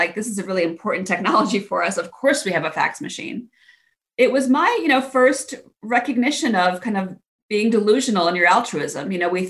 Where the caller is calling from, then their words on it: Cleveland, Ohio, United States; I am joining you from sunny Cleveland, Ohio in the U.S.